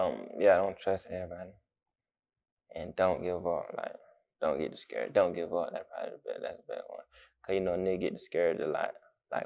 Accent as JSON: {"language": "English", "town": "Jacksonville", "region": "Florida", "country": "United States", "said": "I'm from Southside."}